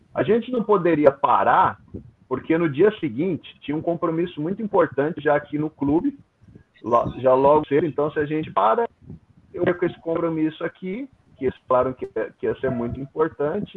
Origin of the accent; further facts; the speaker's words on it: São Paulo, Brazil; moved away as an adult; now in Kaohsiung, Taiwan; Eu sou natural de São Paulo, né? Minha família toda de São Paulo